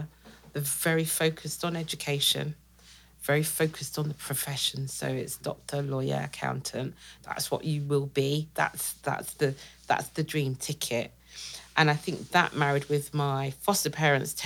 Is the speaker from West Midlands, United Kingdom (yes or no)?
no; Great Yarmouth, East of England, United Kingdom; I grew up with them, spent most of my life in Great Yarmouth